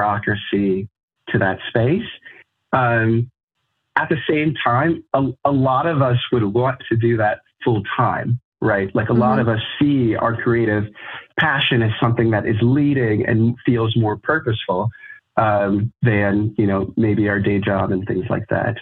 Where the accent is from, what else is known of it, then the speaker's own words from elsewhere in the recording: Colorado, United States; now in Chicago, United States; I'm originally from Colorado.